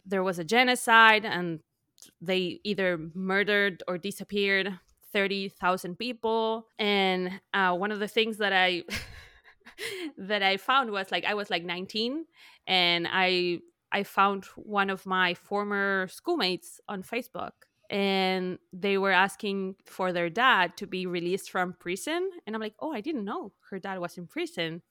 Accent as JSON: {"language": "English", "country": "Argentina", "tie": "born or raised there", "second_language": "English", "moved": "as an adult", "lives_now": "United States", "said": "I'm from Argentina. I lived in Argentina till I was, like, thirty-one"}